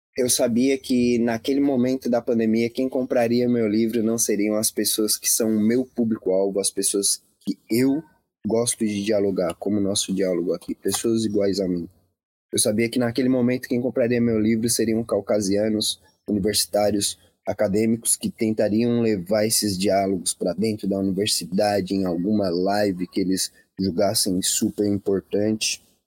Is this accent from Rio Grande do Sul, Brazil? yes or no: no; Laguna, Santa Catarina, Brazil; Eu venho de Laguna, uma cidade com menos de 50 mil habitantes